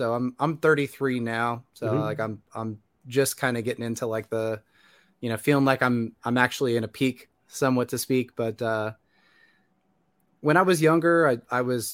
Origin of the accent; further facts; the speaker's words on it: Indiana, United States; moved away as an adult; now in Atlanta, United States; Originally from Indiana. I moved down to, currently I'm in Atlanta, Georgia.